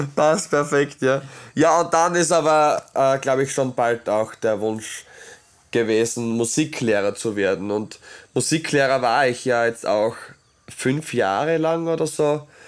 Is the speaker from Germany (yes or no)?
no; Obergnas, Styria, Austria; ich bin äh, aus Obergnas, ich möchte das schon erzählen, weil ich, ja, das ist halt meine Heimat